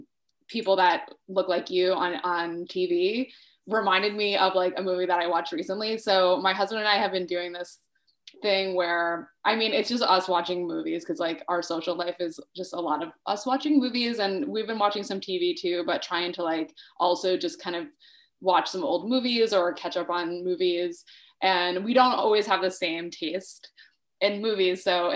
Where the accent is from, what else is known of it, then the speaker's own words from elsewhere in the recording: Rhode Island, United States; I'm from Rhode Island